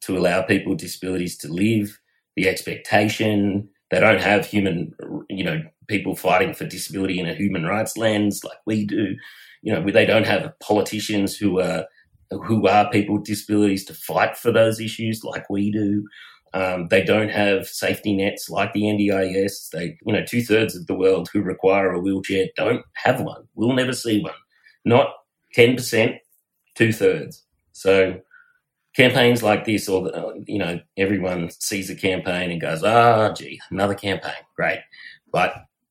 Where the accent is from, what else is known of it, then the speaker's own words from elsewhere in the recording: Bathurst, New South Wales, Australia; I grew up just outside of Bathurst